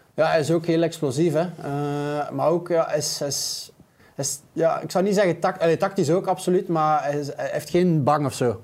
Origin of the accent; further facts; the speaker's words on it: Flanders, Belgium; als zelf Vlaming